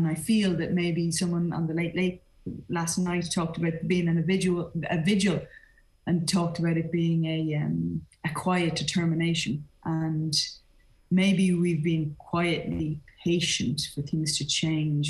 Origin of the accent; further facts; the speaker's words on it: Ireland; as an Irish woman